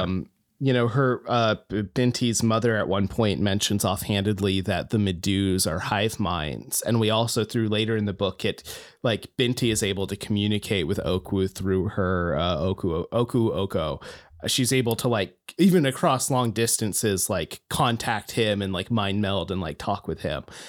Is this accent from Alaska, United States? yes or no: yes; Homer, Alaska, United States; moved away as an adult; Homer, my hometown